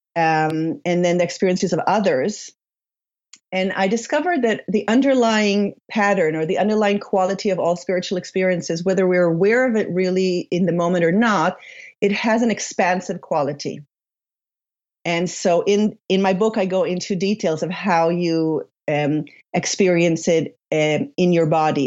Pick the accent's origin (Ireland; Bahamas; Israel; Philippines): Israel; also born or lived in Paris, France / Sweden / United States; now in Sonoma County, United States; I was born and raised in Israel to an Israeli Polish father and a Swedish mother.